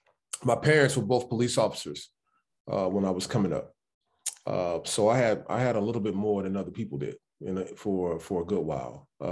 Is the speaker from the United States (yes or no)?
yes; Chicago, Illinois, United States; First, I grew up in Chicago, born and raised right there. Born on the west side of Chicago at St. Luke Presbyterian. And then we ended up moving to the south side. But my ties are to the west side. My entire family still lives on the west side.